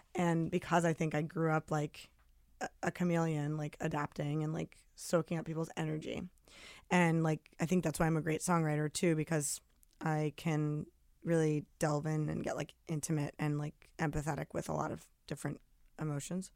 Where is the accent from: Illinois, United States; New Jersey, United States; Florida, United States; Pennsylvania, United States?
New Jersey, United States; also born or lived in Brooklyn, New York; I was born in Brooklyn, raised outside the city in Jersey, but, like, a half hour